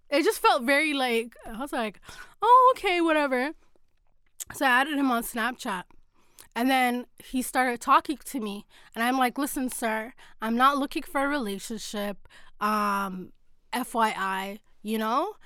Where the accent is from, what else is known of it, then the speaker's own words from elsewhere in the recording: Toronto, Ontario, Canada; from Toronto